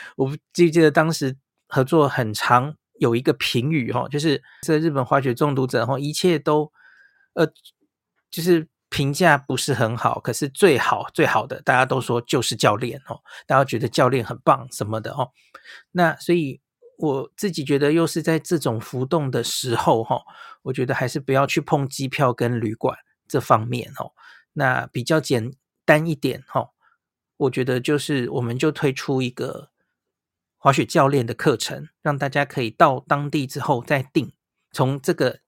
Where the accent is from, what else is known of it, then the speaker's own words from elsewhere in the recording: Taiwan; 我们台湾人去的话